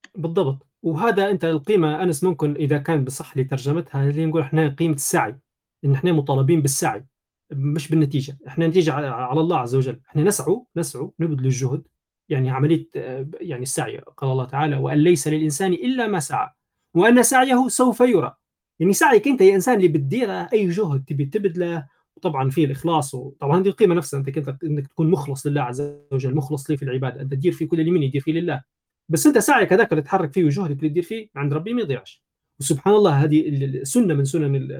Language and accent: Arabic; Libya; في بلادنا في ليبيا